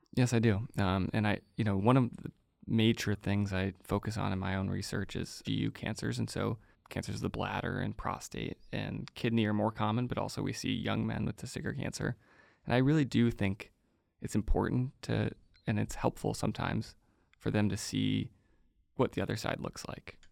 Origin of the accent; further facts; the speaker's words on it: outside of Chicago, Illinois, United States; I grew up outside of Chicago